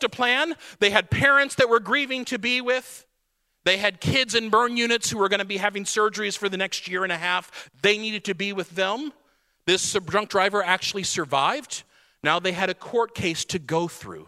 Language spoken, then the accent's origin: English; Radcliff, Kentucky, United States; We were a military church. About 75% of our families were military because we were Fort Knox, Kentucky, Radcliffe, Kentucky